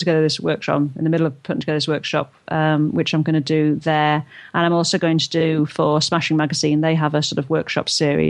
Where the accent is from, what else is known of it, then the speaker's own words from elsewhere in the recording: North East England, United Kingdom; accent: Geordie; I'm from the northeast and my accent's not as strong, but I'm what they call a Geordie